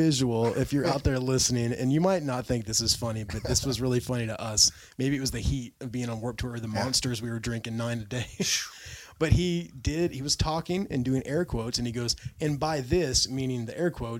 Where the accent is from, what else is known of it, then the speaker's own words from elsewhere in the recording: Brazil; I'm from Brazil.